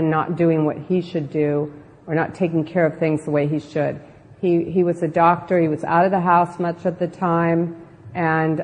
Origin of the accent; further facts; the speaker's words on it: Southern California, United States; I was raised in Southern California in a beach community